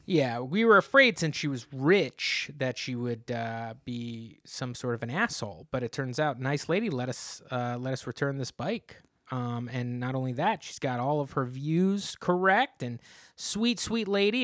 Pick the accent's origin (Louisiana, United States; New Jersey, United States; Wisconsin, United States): New Jersey, United States; you're twenty-five minutes from my hometown